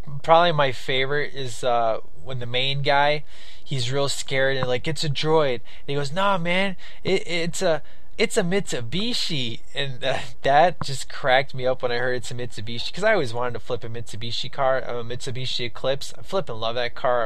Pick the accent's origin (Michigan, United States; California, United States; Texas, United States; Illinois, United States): Illinois, United States; Chicago; I'm from Chicago. I'm definitely used to gangbangers. You know, I lived on the south side of Chicago